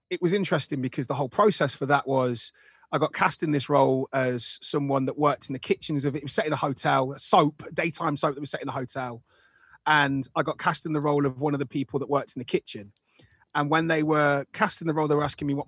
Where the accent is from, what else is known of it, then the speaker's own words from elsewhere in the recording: Nottingham, East Midlands, United Kingdom; there was a thing in my hometown of Nottingham called the Junior Television Workshop